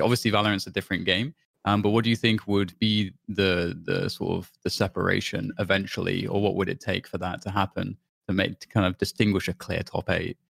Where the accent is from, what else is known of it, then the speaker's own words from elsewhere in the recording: United Kingdom; I'm British